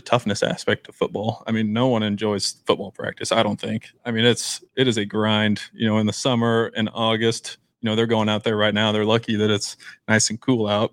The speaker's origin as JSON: {"language": "English", "town": "Beatrice", "region": "Nebraska", "country": "United States", "tie": "born or raised there", "said": "I'm from Beatrice."}